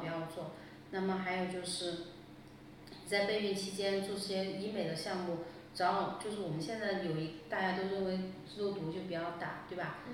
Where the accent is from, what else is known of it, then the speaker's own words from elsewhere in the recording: Sichuan, China; accent: Sichuanese; 我们四川话说的皮翻翻